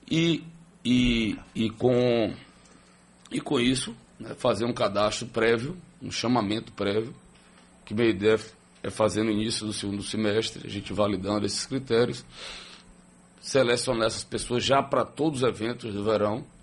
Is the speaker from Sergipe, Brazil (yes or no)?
yes; Aracaju, Sergipe, Brazil; eu sou de Aracaju.